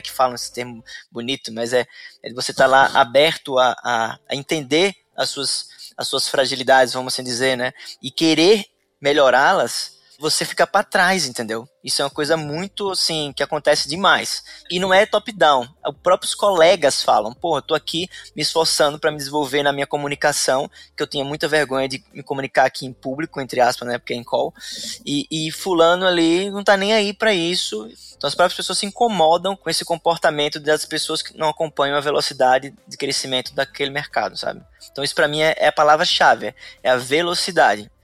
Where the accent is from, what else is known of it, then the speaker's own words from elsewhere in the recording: Sergipe, Brazil; moved away as an adult; now in Florianópolis, Brazil; Eu sou sergipano, moro aqui em Florianópolis há seis anos.